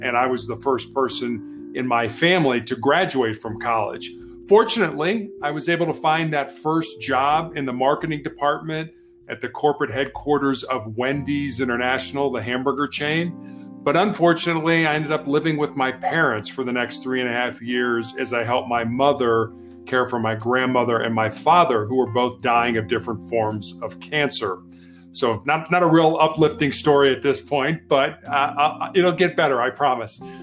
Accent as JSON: {"language": "English", "town": "Chicago", "region": "Illinois", "country": "United States", "tie": "born or raised there", "said": "I was born and raised in Chicago, Illinois"}